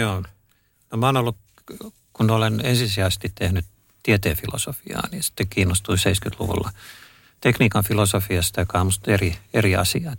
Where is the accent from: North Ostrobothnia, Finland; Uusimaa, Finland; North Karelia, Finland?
Uusimaa, Finland; Helsinki; mä olen, olen helsinkiläinen